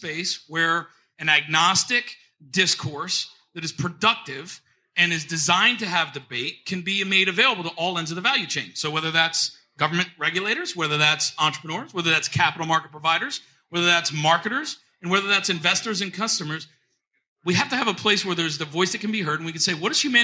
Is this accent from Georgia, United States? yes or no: no; Trenton, New Jersey, United States; moved away; I'm from Trenton, New Jersey originally, and that's how we say it up there.